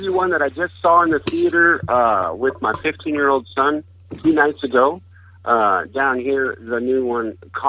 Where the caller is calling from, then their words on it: Hemet, California, United States; Oh, okay. … I'm calling from Hemet, Southwest Riverside County.